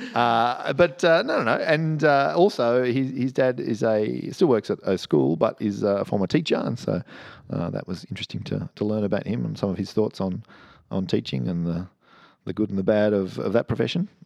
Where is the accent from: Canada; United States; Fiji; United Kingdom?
United Kingdom; Cheltenham, South West England; I grew up in Cheltenham, which isn't far from here.